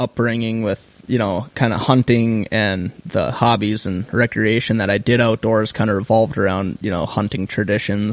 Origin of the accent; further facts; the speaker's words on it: Grand Rapids, Minnesota, United States; now in Duluth, United States; I grew up in Grand Rapids and wound up in Duluth